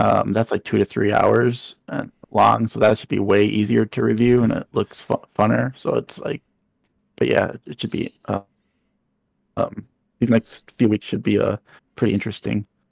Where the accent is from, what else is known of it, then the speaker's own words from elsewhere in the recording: Minnesota, United States; my home state, Minnesota